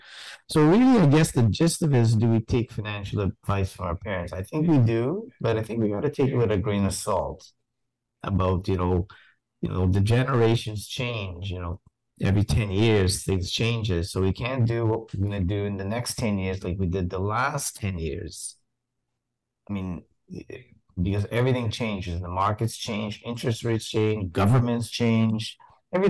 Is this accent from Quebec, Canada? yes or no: yes; Montreal, Quebec, Canada; I grew up in Montreal